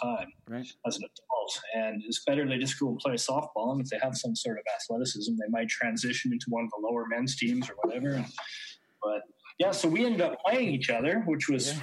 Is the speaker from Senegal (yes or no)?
no; Canada; moved away as an adult; now in Austria; We're both Canadian baseball players who took our career, our baseball career, overseas to Austria